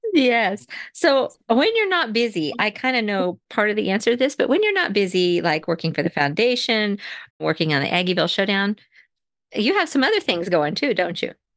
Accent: Manhattan, Kansas, United States; I grew up near Manhattan, Kansas. I went to school at Riley County High School

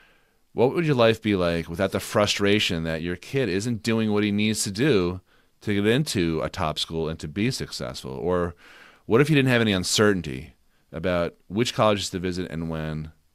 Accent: Newton, Massachusetts, United States; When I grew up in outside of Boston in Newton, Mass.

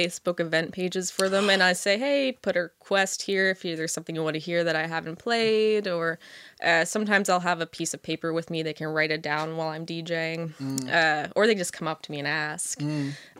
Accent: Halifax, Nova Scotia, Canada; Everyone there is awesome. And it's my hometown, so I love going there.

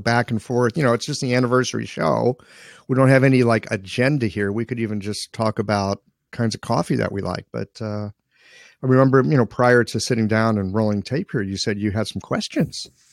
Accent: St. Louis, Missouri, United States; moved away as an adult; also born or lived in Seattle / Asia / Beijing; I grew up in Saint Louis, Missouri

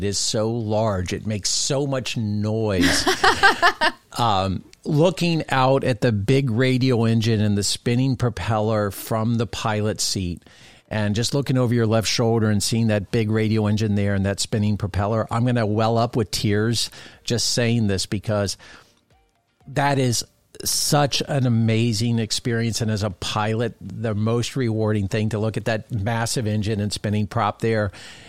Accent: Florida, United States; this amazing aviation community that I grew up in South Florida.

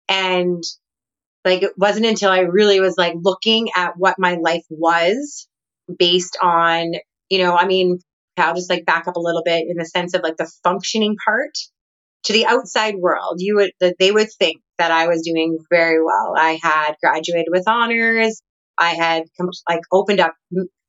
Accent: Canada; moved away as an adult; now in Nicaragua; I'm originally from Canada

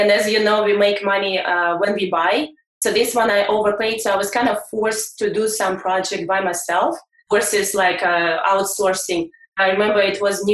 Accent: Russia; moved away as an adult; I'm coming from Russia over 10 years ago

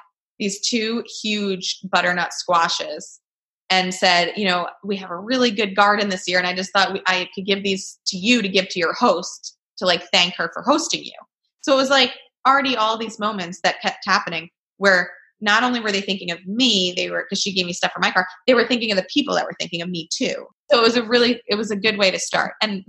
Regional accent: New York, United States; New York, wow, which is my home state

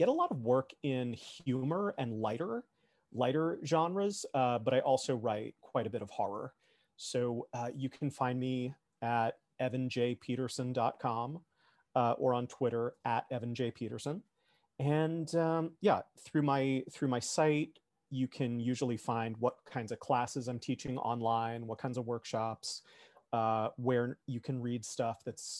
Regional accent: Miami, Florida, United States; I grew up in Miami.

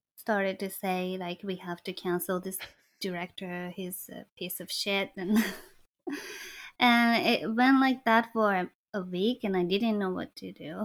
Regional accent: Kyoto, Japan; moved away; I went back to Kyoto, to my hometown

